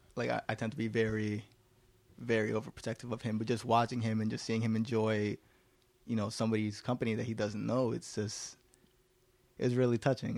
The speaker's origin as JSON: {"language": "English", "town": "New York City", "region": "New York", "country": "United States", "tie": "born or raised there", "said": "I was born here in Manhattan, and so were the rest of my brothers."}